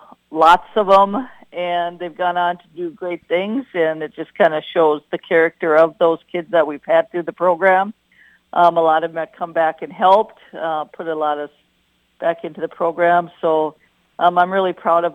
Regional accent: Wadena, Minnesota, United States; I was born in Wadena. I grew up in Wadena. I graduated from Wadena

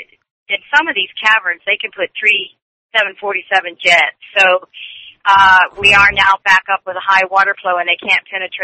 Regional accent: Florida, United States; I am from Florida and a spring swimmer

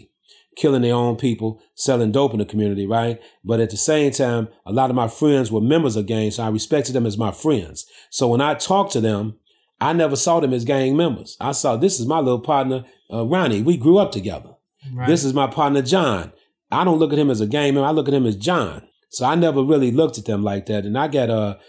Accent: Chicago, Illinois, United States; I basically was born and raised in the heart of the ghetto here in Chicago. I grew up on the south side and the west side of Chicago.

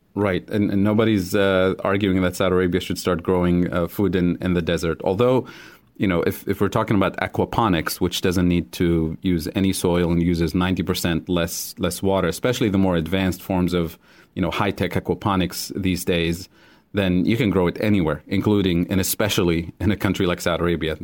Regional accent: Tunisia; moved away as an adult; also born or lived in Kansas City, Missouri; now in United States; I grew up in Tunisia

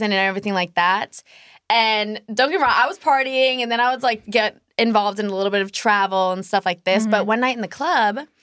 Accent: San Francisco Bay Area, California, United States; moved away as an adult; also born or lived in Arizona; I grew up in San Francisco Bay Area

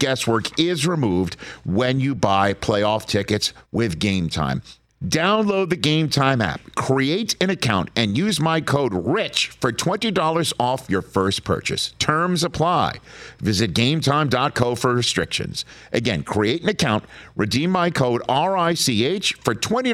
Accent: New York City, New York, United States; I am from New York City. It's a borough

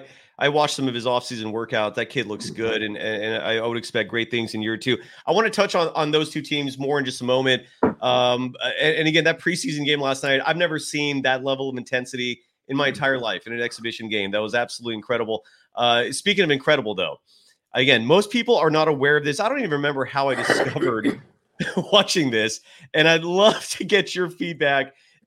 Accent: Bay Area, California, United States; I'm born and raised in the Bay Area.

